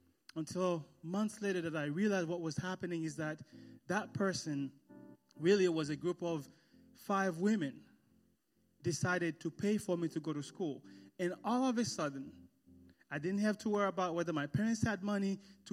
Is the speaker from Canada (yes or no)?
no; Haiti; I was born and raised in a small village on the countryside of Haiti.